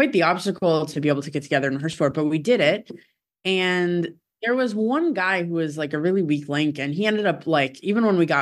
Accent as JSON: {"language": "English", "town": "Syracuse", "region": "New York", "country": "United States", "tie": "born or raised there", "moved": "yes", "said": "my hometown, which is Syracuse"}